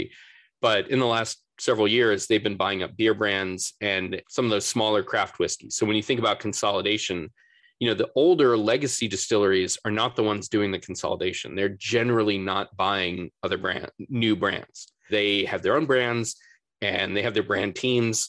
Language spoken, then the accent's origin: English; Tennessee, United States; I grew up in Tennessee